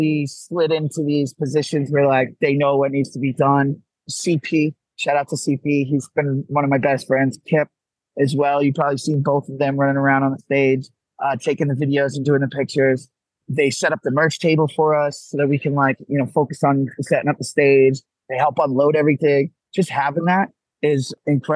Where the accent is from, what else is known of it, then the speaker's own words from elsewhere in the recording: Gloucester, Massachusetts, United States; So we're from Gloucester, Massachusetts.